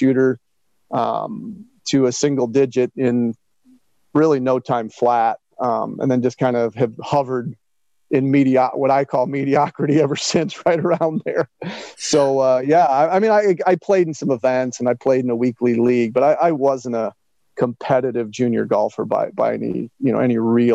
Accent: Northwest Indiana, United States; I was a decent youth baseball and basketball player growing up in Northwest Indiana

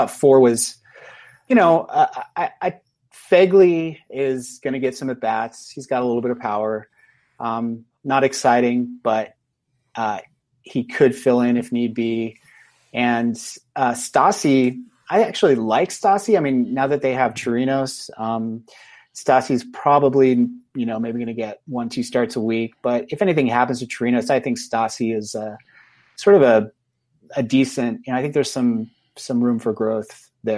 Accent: California, United States; now in Idaho, United States; I'm exiled from California

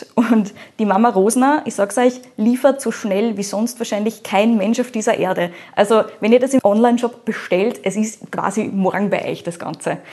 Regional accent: Austria; bei uns in Österreich

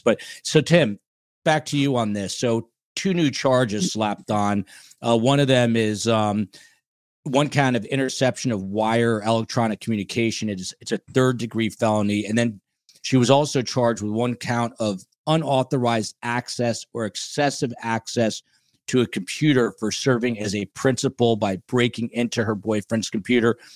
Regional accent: New Jersey, United States; now in Miami, United States; New Jersey, my home state

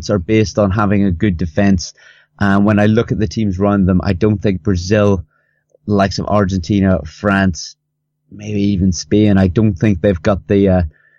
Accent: Northern Ireland, United Kingdom; I'm from Northern Ireland.

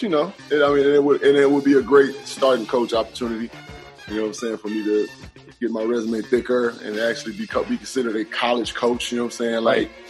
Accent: Mississippi, United States; Just because I'm from Mississippi, and I'm like, I don't know if I want to go back to Mississippi.

